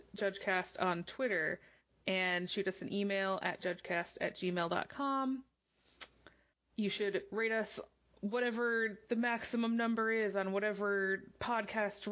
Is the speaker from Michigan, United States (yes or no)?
yes; Michigan, United States; moved away; also born or lived in Boston; I lived in Boston. I'm from Michigan, though.